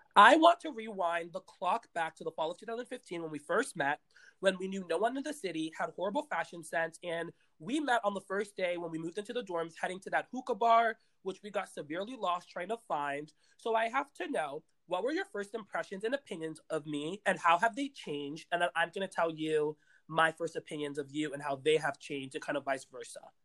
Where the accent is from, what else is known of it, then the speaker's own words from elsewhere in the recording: Washington, District of Columbia, United States; moved away as an adult; now in New York City, United States; I'm from Washington, D.C.